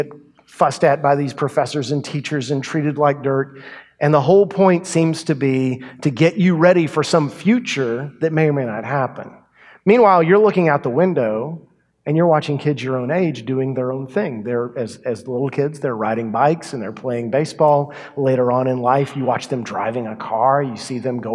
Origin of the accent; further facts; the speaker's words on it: Yoakum, Texas, United States; my hometown, Yoakum, Texas